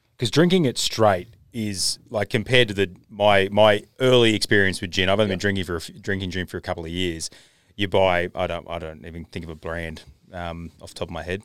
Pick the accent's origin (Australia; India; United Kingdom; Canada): Australia; I'm Australian